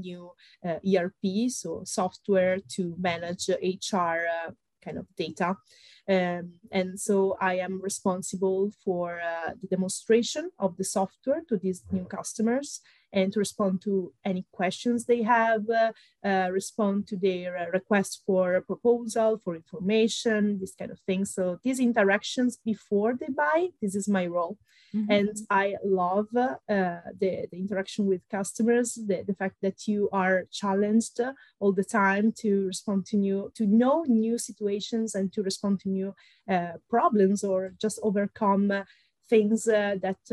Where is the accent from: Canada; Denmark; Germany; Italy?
Italy; accent: Italian; English is a second language; moved away as an adult; also born or lived in Milan; I am Italian, as you can hear from my accent, probably. I'm based in Milan. I was born in Italy